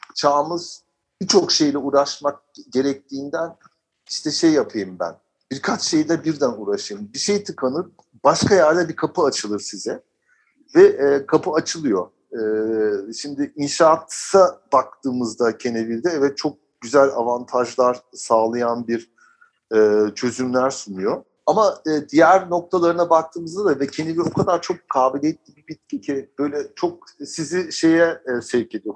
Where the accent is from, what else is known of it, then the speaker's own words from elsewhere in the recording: Germany; moved away as an adult; now in Turkey; ben orada doğdum. Yaşadığım ortamda e, orada liseye gittim, üniversiteyi okudum